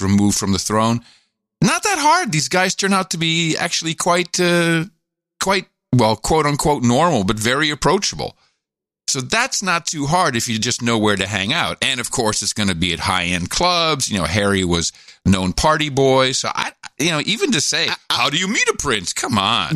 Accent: Netherlands; G- growing up in Europe, in the Netherlands

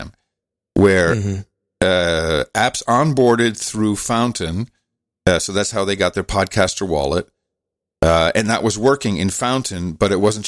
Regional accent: Netherlands; moved away; ik ben opgegroeid in Nederland, dus ik spreek Nederlands

